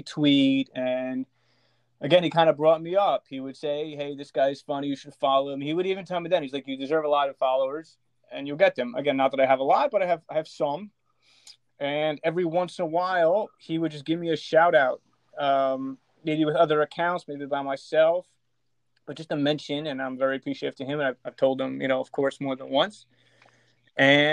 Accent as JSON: {"language": "English", "town": "Elizabeth", "region": "New Jersey", "country": "United States", "said": "I am originally from Elizabeth, New Jersey."}